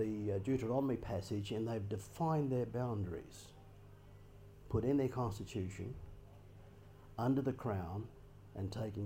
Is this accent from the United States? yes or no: no; Australia